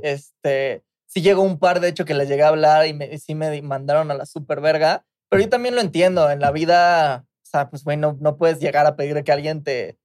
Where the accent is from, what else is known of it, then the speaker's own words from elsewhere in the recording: Mexico; escuchas el trap que nosotros estamos haciendo y escuchas el trap boricua, se escucha completamente la esencia mexicana